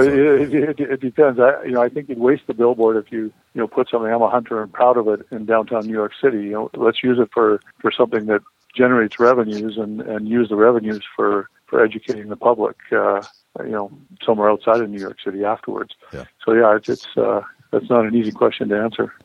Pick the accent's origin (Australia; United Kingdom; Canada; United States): Canada; Saskatchewan; that's what we grew up hunting in in Saskatchewan in Canada